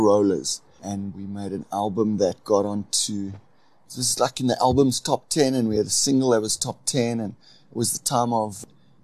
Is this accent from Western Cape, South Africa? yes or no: no; Port Elizabeth, Eastern Cape, South Africa; I'm from the Eastern Cape, Port Elizabeth